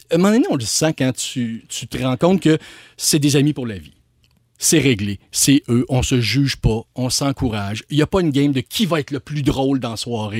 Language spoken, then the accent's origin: French; Quebec City, Quebec, Canada; now in Montreal, Canada; je viens de Québec hein, puis je, suis venu à Montréal